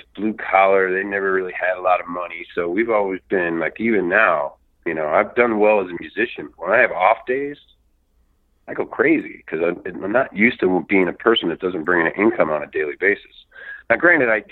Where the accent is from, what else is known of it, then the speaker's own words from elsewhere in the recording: Chicago, Illinois, United States; I was raised in Chicago too for most of my life